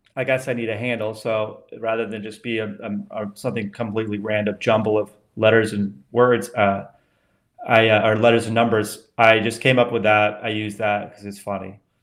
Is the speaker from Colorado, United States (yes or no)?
yes; Colorado, United States; moved away; also born or lived in Washington, D.C. / Vermont / outside Denver; I grew up in Colorado and then Vermont